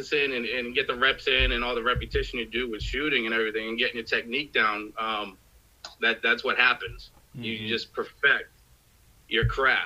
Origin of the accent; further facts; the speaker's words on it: Boston, Massachusetts, United States; I grew up in Boston, Massachusetts. I lived my whole life there.